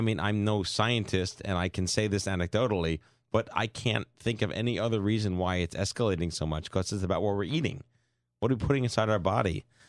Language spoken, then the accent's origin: English; New York City, New York, United States; I'm from Brooklyn